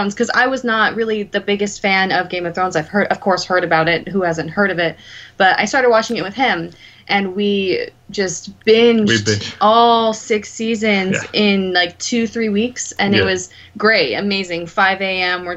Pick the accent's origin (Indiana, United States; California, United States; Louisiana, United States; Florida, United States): California, United States; Murrieta; I'm actually from the town that he moved to from New Jersey. It's a little town called Murrieta in California. I've been here for about 16 years